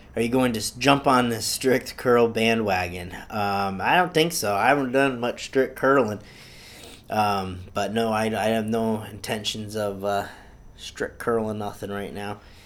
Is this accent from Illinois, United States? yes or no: no; Easthampton, Massachusetts, United States; I'm born and raised in Massachusetts, um, East Hampton, Mass